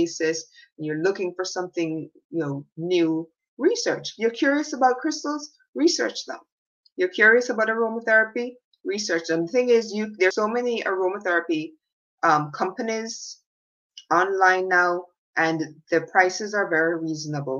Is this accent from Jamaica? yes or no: yes; Jamaica; When I was a little girl growing up in Jamaica